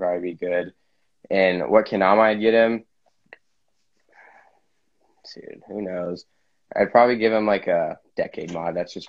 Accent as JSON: {"language": "English", "region": "Hawaii", "country": "United States", "said": "I'm from Kuku, Hawaii"}